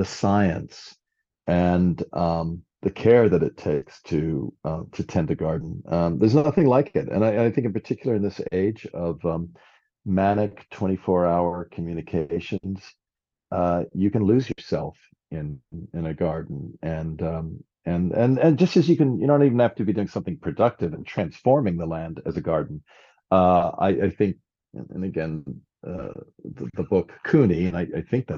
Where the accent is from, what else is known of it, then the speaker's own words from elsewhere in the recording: New Orleans, Louisiana, United States; my hometown of New Orleans